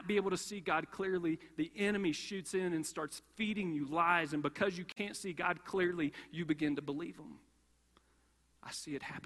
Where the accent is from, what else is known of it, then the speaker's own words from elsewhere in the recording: Kentucky, United States; I grew up in Kentucky, and growing up in Kentucky